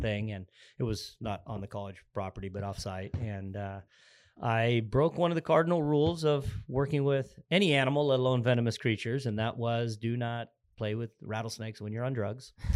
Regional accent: Arizona, United States; I grew up in Arizona. I'm actually, uh, an Arizona native

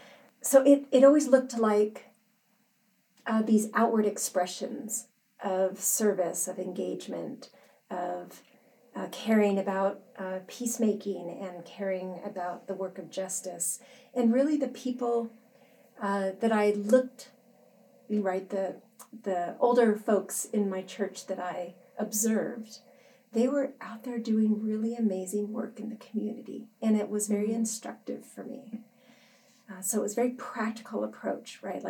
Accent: La Verne, California, United States; also born or lived in Chicago, Illinois; I was born in Chicago, Illinois. And at a very young age, my parents moved out here to La Verne, California. And so I really grew up here

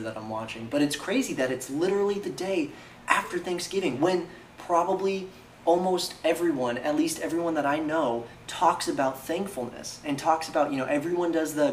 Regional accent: California, United States; moved away; my hometown in California

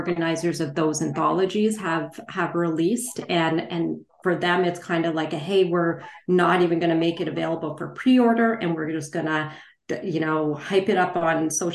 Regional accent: Canada; also born or lived in India; I was born in India, and I migrated, you know, to Canada with my parents when I was two.

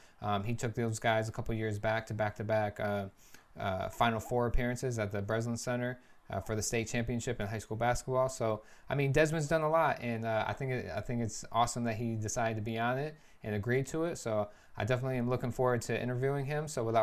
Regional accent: Lansing, Michigan, United States; So I'm born and raised in Lansing, Michigan.

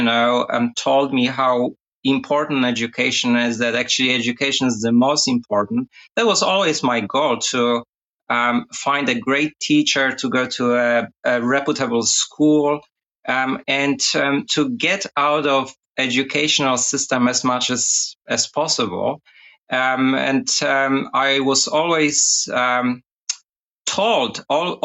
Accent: Poznań, Greater Poland, Poland; also born or lived in United States / England; now in Australia; She was actually a professor at the Academy of Music in Poznań, in my hometown

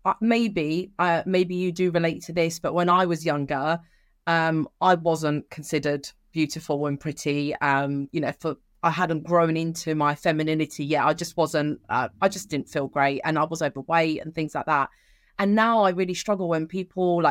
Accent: England, United Kingdom; also born or lived in Sicily, Italy; coming into the UK

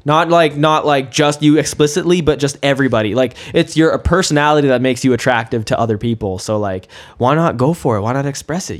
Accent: Kelowna, British Columbia, Canada; I went to South Rutland Elementary. I went to RMS and RSS too

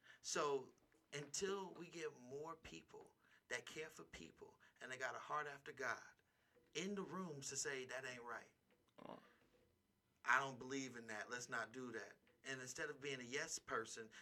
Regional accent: Bay Area, California, United States; now in Las Vegas, United States; in my hometown of the Bay Area

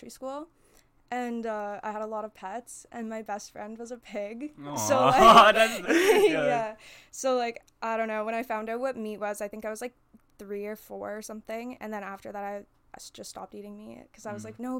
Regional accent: Canada; I was born in Canada

